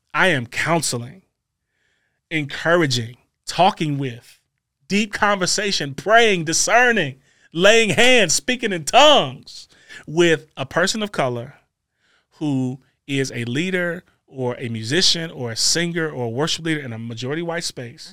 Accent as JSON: {"language": "English", "town": "Maywood", "country": "United States", "tie": "born or raised there", "said": "I'm a kid from Maywood"}